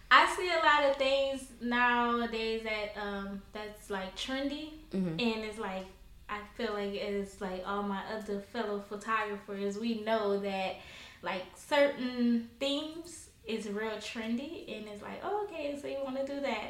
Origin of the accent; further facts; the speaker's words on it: New Orleans, Louisiana, United States; I'm from New Orleans